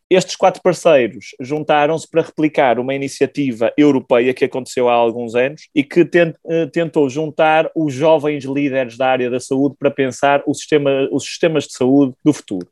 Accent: Santo Tirso, Norte, Portugal; nascido e criado em Santo Tirso, a norte de Portugal

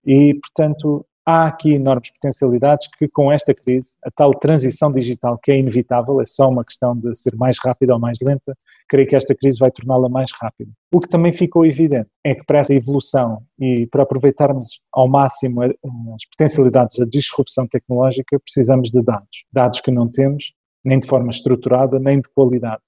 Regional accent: Toronto, Ontario, Canada; now in Portugal; eu cresci no Canadá, na cidade de Toronto, isso marcou muito a minha, minha infância

